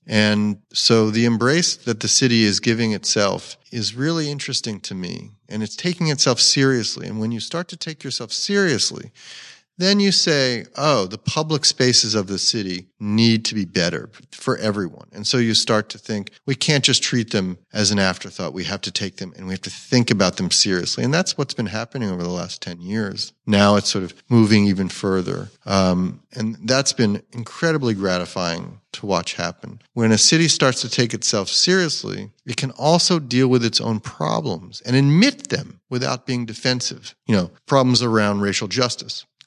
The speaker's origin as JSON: {"language": "English", "area": "Bucks County", "region": "Pennsylvania", "country": "United States", "tie": "born or raised there", "also_born_or_lived": "Trenton, New Jersey (family)", "moved": "as an adult", "lives_now": "Philadelphia, United States", "said": "growing up in Bucks County"}